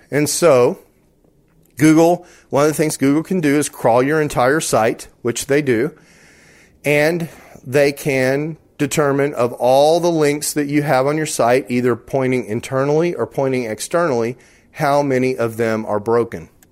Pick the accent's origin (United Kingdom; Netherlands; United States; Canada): United States; Texas; I'm from Texas, and we don't have fancy words down in Texas.